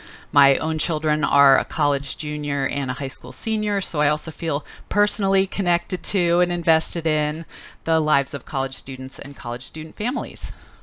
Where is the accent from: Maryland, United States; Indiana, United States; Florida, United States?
Maryland, United States; moved away as an adult; now in Seattle, United States; I grew up in Maryland, and I've lived in Seattle and studied and worked at UW for 25 years.